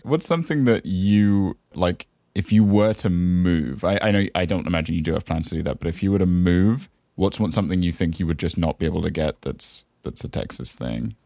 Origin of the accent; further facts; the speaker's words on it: the Cotswolds, South West England, United Kingdom; moved away; also born or lived in San Francisco; I'm from the Cotswolds. We don't articulate any consonants.